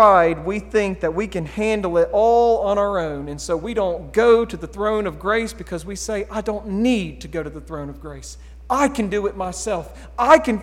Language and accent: English; United States; We're Americans